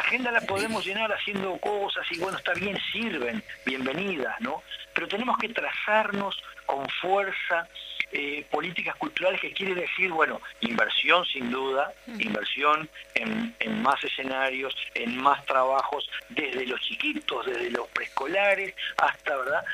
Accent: Uruguay; yo soy uruguayo

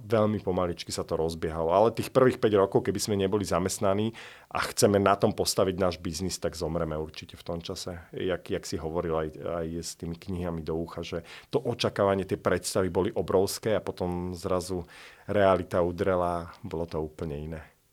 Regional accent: Slovakia; now in London, United Kingdom; ja som zo Slovenska

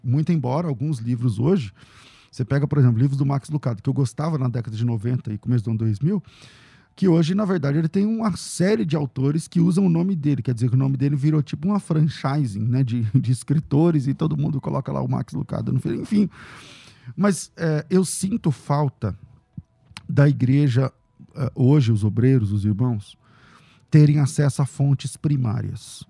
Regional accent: Northeast Region, Brazil; eu sou do Nordeste

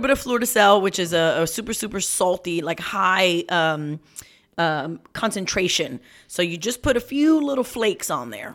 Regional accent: New York, United States; I'm a New Yorker

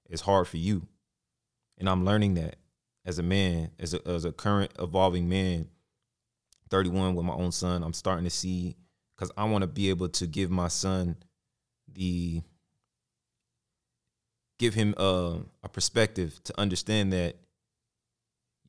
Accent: Arlington, Texas, United States; Graduated high school, Arlington, Sam Houston

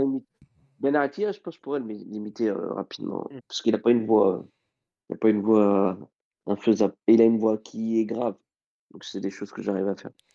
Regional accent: Mali; En tant que Malien

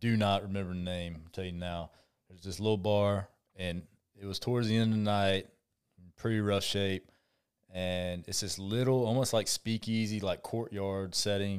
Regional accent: North Augusta, South Carolina, United States; growing up in North Augusta and growing up playing sports

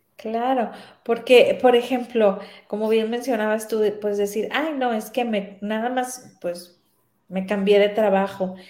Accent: Sinaloa, Mexico; moved away as an adult; also born or lived in Guadalajara; yo soy de Sinaloa

